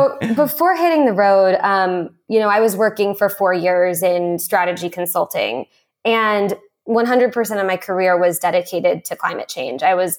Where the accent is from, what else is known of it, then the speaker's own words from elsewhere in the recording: California, United States; being a Californian, it's like a typical California dream.